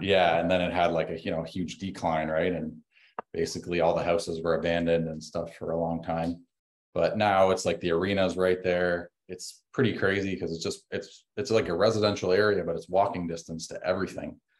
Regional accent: Canada; also born or lived in Windsor, Ontario; us as a Canadian

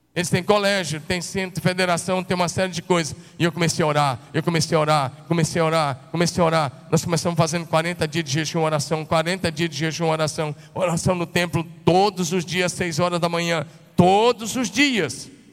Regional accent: northern Goiás, Tocantins, Brazil; moved away as an adult; also born or lived in Curitiba, Paraná; Eu sou goiano, não sou japonês

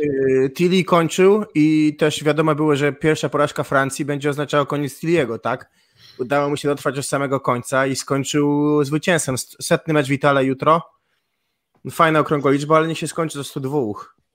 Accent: Gdańsk, Pomeranian Voivodeship, Poland; Ja jestem z Gdańska, w Gdańsku się dobrze

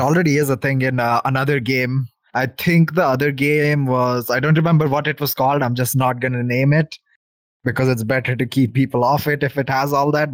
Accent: Telangana, India; I am from India

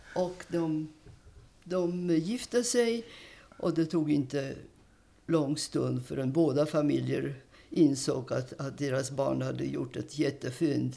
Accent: Warsaw, Masovian Voivodeship, Poland; now in Sweden; jag är född i Warszawa, Polens huvudstad som mm. bekant, 1931

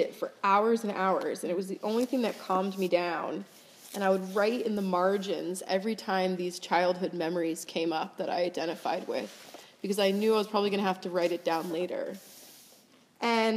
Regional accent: Florida, United States; moved away as an adult; also born or lived in Hawaii / France; now in New York, United States; We grew up in Florida

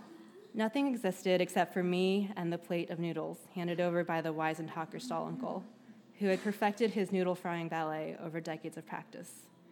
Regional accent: New Jersey, United States; as a kid growing up in New Jersey who was more interested in Lunchables and pizza and dropping out of Chinese school

